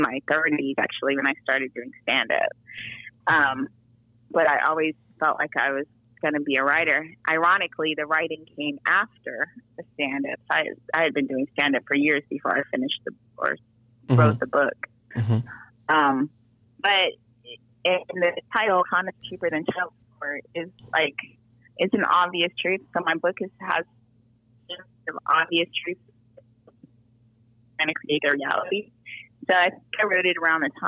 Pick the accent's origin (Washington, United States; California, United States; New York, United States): California, United States; Diamond Bar; now in Atlanta, United States; I'm from San Gabriel Valley. So I grew up in Diamond Bar, California, which is in LA County